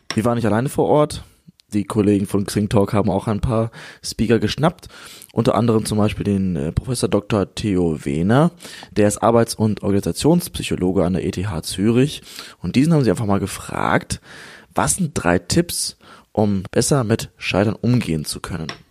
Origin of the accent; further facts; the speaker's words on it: Germany; wir als Deutsche